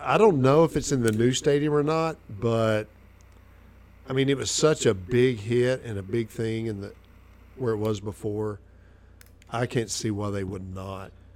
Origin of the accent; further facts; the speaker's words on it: Arkansas, United States; also born or lived in Nashville, Tennessee; I was born in Nashville, Tennessee. I grew up in Arkansas. I've been in the South my whole life